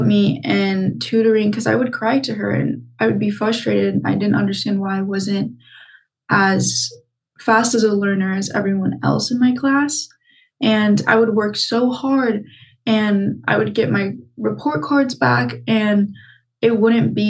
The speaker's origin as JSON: {"language": "English", "town": "Pasadena", "region": "California", "country": "United States", "tie": "born or raised there", "said": "I'm from Pasadena, born and raised here"}